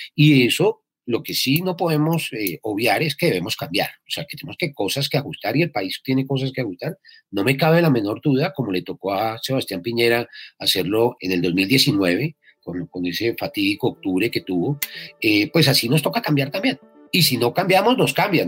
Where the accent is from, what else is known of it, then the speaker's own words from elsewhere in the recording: Colombia; los, colombianos somos absolutamente guerreros